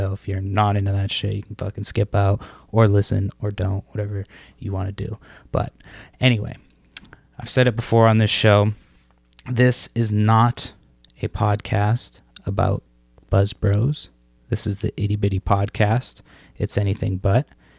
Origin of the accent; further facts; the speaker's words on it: Brockton, Massachusetts, United States; moved away as an adult; I think I told you this when we talked yesterday, but I'm from Brockton, Massachusetts. I grew up there. I moved away about 10 years ago. So it's been about 10 mm-hmm. years since I've been in Massachusetts.